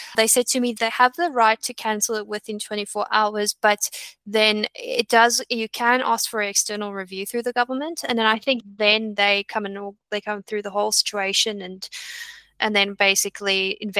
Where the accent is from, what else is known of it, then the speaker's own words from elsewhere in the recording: South Africa; moved away as an adult; also born or lived in Australia; I come from South Africa at that point. South Africa, living in South Africa is very different from Australia